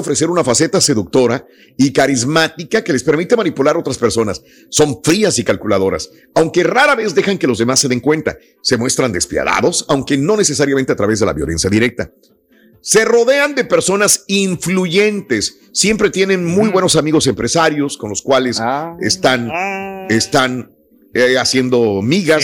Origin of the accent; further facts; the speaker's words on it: Mexico; no soy, no soy este, más que mexicano, nací en México